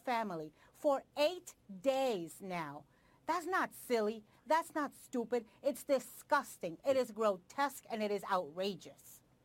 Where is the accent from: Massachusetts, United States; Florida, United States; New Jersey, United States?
Florida, United States; South; South Florida, where I am from